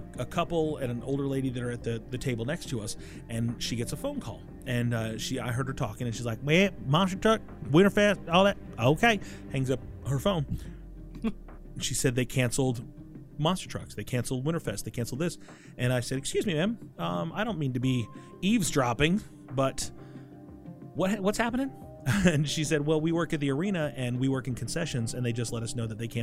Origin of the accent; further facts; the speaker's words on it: Tennessee, United States; now in Florida, United States; I was born in Tennessee. I was born there